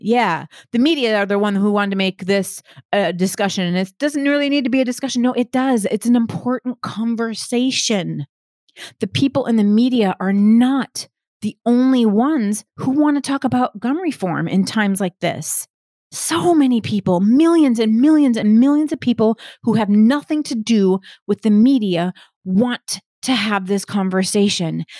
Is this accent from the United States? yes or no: yes; United States; I'm an American.